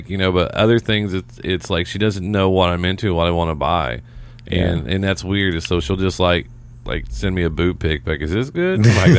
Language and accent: English; Seymour, Indiana, United States; moved away; I'm from Seymour. And I was like, you know, and it's down a little bit south.